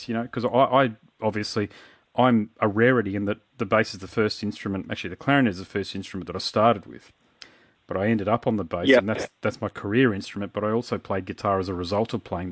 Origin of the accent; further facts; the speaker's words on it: Queensland, Australia; I'm a Queenslander, I've played in rural locations in Queensland